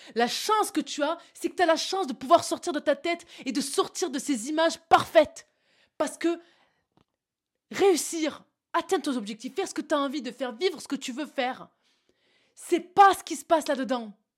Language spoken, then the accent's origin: French; south of France, France; accent: southern; je sors mon accent du sud